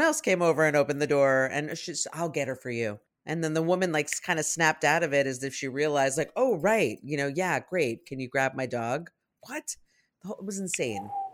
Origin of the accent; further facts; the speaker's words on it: New York City, New York, United States; when I was a kid growing up in New York City